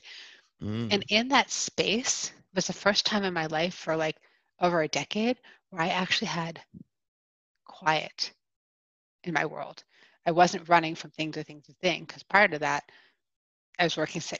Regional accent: East Coast, United States; moved away as an adult; also born or lived in Pennsylvania; now in Colorado, United States; I'm originally from the East Coast.

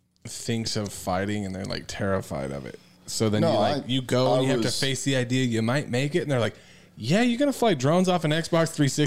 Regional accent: California, United States; We moved to Idaho before. It was cool, but we're from California.

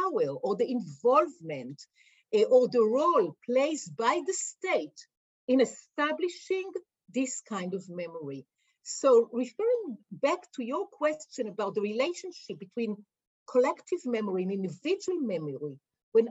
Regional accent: Israel; we grew up in Israel and grew up in the Israeli educational system

